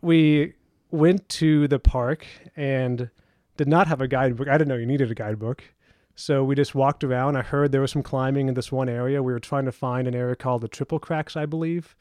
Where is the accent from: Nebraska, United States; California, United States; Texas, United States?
Texas, United States; Houston; also born or lived in Austin, Texas; I grew up in Texas, ended high school in Houston